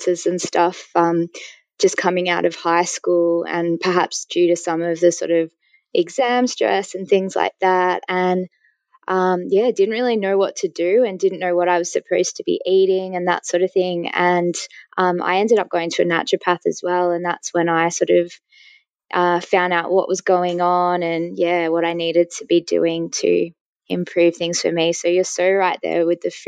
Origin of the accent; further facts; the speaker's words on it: Melbourne, Victoria, Australia; I'm from Melbourne